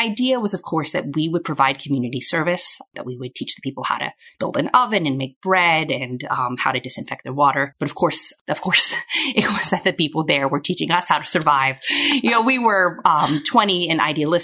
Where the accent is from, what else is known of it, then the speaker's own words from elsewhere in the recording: Atlanta, Georgia, United States; moved away as an adult; I grew up in Atlanta in the South in a fairly conservative family